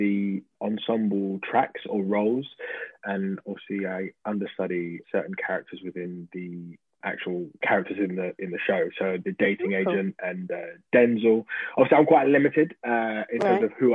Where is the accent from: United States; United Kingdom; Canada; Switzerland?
United Kingdom; Dagenham, London; growing up in Dagenham, where I knew you from church